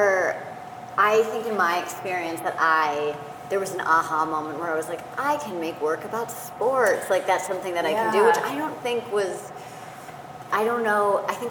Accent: Redwood City, California, United States; I'm from Redwood City, just south of San Francisco

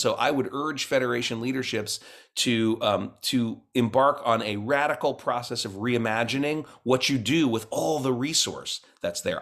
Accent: Cincinnati, Ohio, United States; I grew up mostly in Cincinnati, Ohio

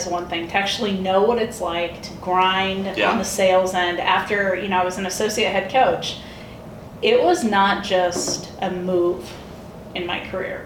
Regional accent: Valparaiso, Indiana, United States; now in Seattle, United States; I grew up in Valparaiso, Indiana. I'm a Hoosier.

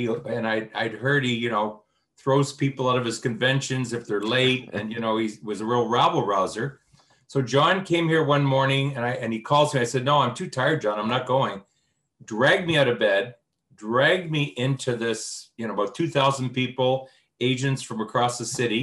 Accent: New Brunswick, Canada; now in Toronto, Canada; I grew up in the East Coast in New Brunswick, moved here, met my wife 48 years ago

